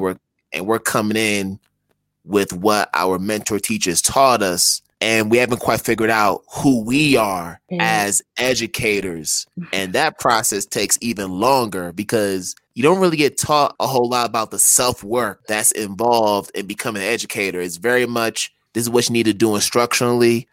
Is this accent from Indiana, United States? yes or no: no; Connecticut, United States; moved away as an adult; also born or lived in Philadelphia / Boston; now in Africa; growing up in Connecticut mm-hmm. and then eventually going to Philadelphia and then Boston